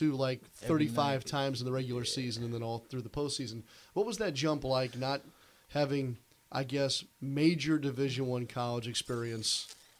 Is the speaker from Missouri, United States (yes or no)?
yes; St. Louis, Missouri, United States; I grew up in St. Louis.